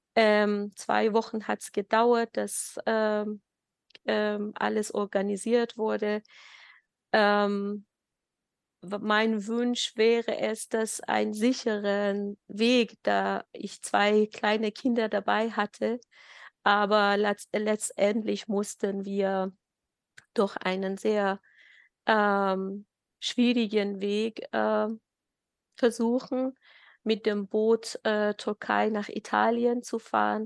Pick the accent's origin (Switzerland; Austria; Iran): Iran; Ilam Province; German is a second language; moved away as an adult; now in Germany; wir äh, haben damals äh, in unserem Staat, Heimatstaat Ilam gewohnt. Das ist äh, am Westen von Iran